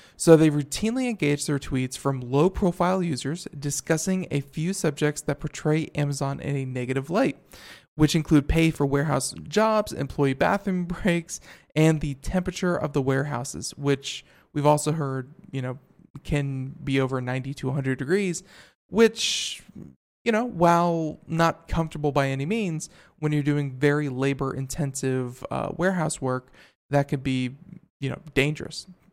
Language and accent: English; Florida, United States; moved away; I'm from Florida, you know, uh, for 20 some odd years, lived in Florida